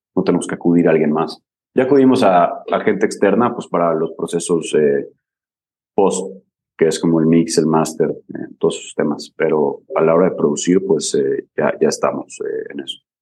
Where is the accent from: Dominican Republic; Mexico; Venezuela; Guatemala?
Mexico; Mérida, Yucatán; also born or lived in Barcelona / Scotland; somos de Mérida, queremos llegar a otra parte, pero estamos en Mérida